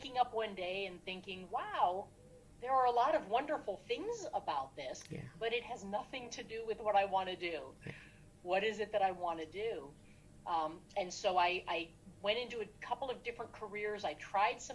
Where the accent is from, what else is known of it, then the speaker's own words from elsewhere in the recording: Cleveland, Ohio, United States; I grew up in the Cleveland area, stayed in the Cleveland area to go to college